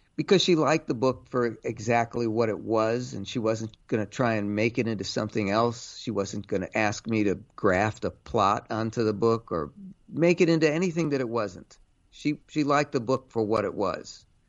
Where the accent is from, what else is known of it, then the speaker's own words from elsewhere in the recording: Cleveland, Ohio, United States; now in New York, United States; I grew up in Cleveland